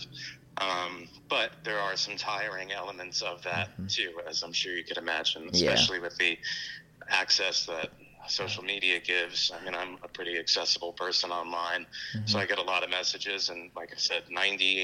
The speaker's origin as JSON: {"language": "English", "region": "New Jersey", "country": "United States", "tie": "born or raised there", "moved": "yes", "lives_now": "Florida, United States", "said": "I grew up in North Jersey, and now I own a small business in Florida."}